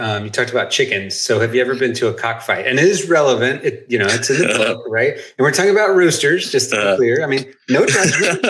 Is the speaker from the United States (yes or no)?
yes; East Tennessee, United States; moved away; I got the full education growing up in East Tennessee.